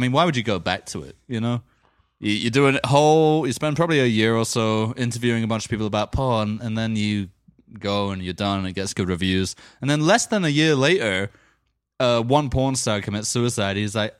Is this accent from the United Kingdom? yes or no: yes; London, United Kingdom; In my hometown of London?